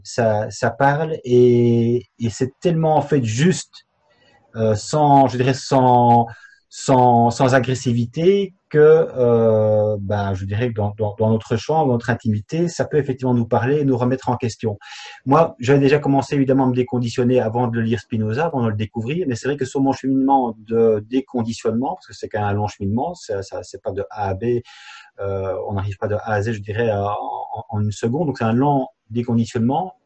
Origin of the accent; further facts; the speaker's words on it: Belgium; je viens effectivement de Belgique